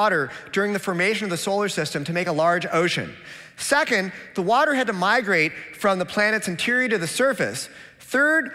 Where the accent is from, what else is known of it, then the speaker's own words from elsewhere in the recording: Seattle, Washington, United States; I'm from Seattle, where if we don't recycle, they send us a penalty bill